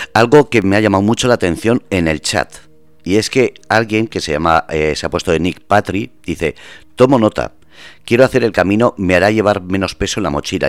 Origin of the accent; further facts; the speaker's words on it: Basque Country, Spain; moved away; soy vasco